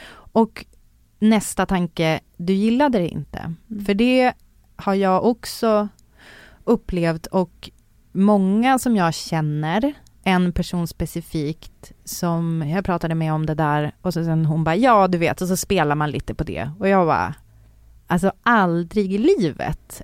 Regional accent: Umeå, Västerbotten County, Sweden; moved away; jag växte upp i Umeå.

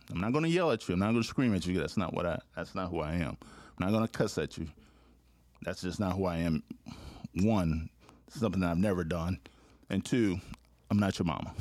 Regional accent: Louisiana, United States; moved away as an adult; also born or lived in Texas / Syracuse / Florida; I'm from Louisiana, but mo, uh, the first ten years of my career, I was barely in Louisiana.

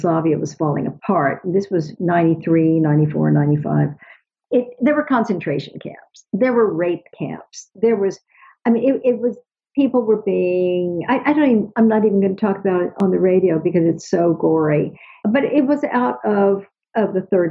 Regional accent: United States; as an American

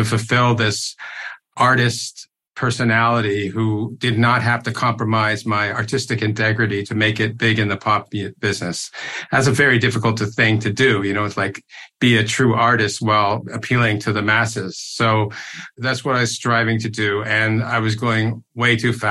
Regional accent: Toronto, Ontario, Canada; I grew up in Toronto

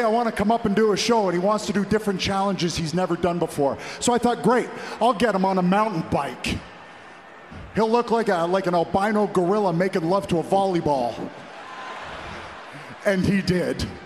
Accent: Toronto, Ontario, Canada; my hometown Toronto

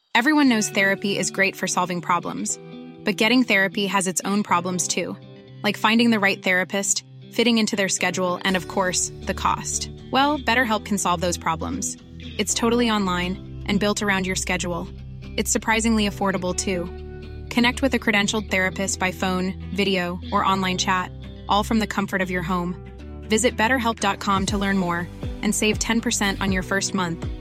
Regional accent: Ireland; now in Denmark; I'm uh, I'm Irish

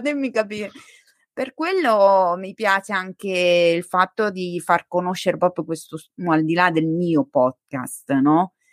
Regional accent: Montegiorgio, Italy; sono cresciuta a Monte Giorgio, dove c'è la statua di Salvo d'Acquisto

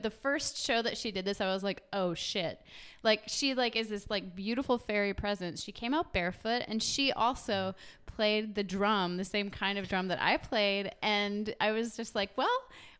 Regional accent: West Memphis, Arkansas, United States; also born or lived in Florida; I was born in Florida, lived in West Memphis, Arkansas

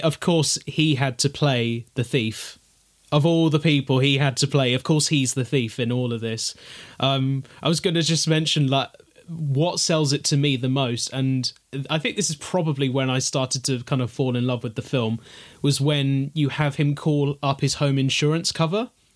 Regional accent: London, United Kingdom; speaking as a Londoner myself

